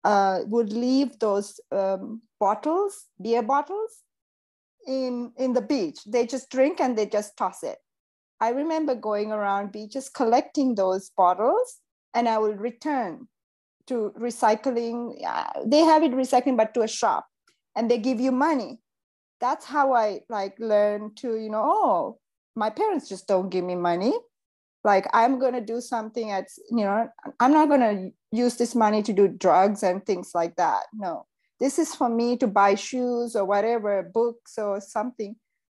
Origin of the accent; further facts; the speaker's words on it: Seychelles; now in Los Angeles, United States; Because growing up in Seychelles was fantastic.